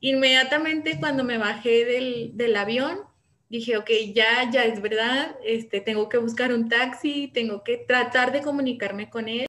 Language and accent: Spanish; Morelia, Michoacán, Mexico; now in Querétaro, Mexico; ich komme aus Morelia, aber ich wohne in Querétaro